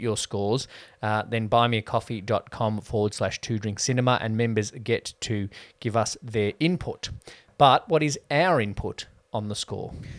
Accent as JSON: {"language": "English", "country": "Australia", "said": "I have nostalgia for how Aussie life was in the nineties"}